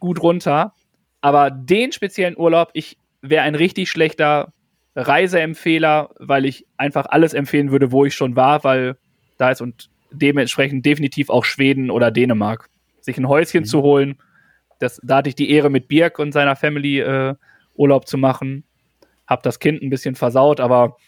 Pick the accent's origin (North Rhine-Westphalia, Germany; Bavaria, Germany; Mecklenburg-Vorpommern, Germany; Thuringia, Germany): North Rhine-Westphalia, Germany; ich komme ja aus Westfalen. Ich glaube aber, wir sind so gut äh, hochdeutschmäßig unterwegs, weil ich nicht aus dem Ruhrpott komme